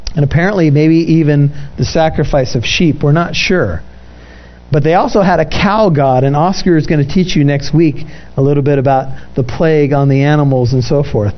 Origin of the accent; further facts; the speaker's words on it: United States; I'm an American